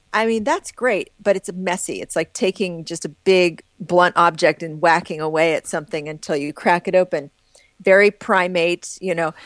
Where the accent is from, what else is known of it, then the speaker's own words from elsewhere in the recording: Midwest, United States; growing up in the Midwest, in the US